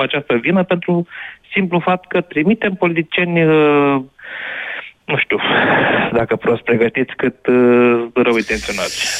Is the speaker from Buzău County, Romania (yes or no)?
no; Iași, Iași County, Romania; Eu sunt din Iași